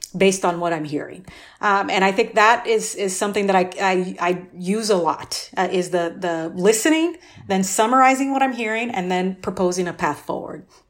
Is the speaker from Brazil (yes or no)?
yes; Brazil; now in Austin, United States; I grew up, I'm originally from Brazil